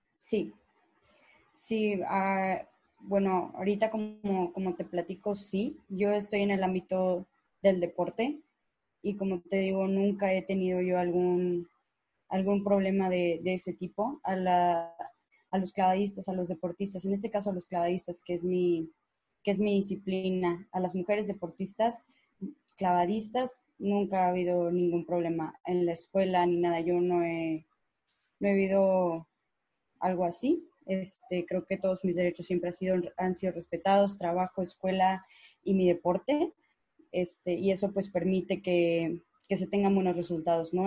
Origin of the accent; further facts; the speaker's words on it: Mexico; Aquí en México